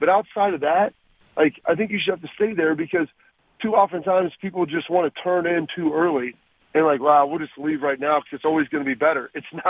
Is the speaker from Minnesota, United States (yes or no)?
no; Texas, United States; I mean, I was born in Texas. We kind of have a little bit of a farm growing up, so I've got some of that.